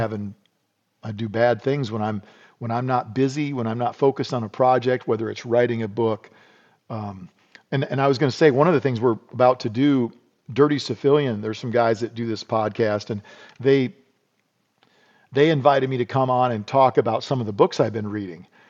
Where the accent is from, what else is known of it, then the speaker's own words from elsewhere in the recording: South Dakota, United States; I grew up in South Dakota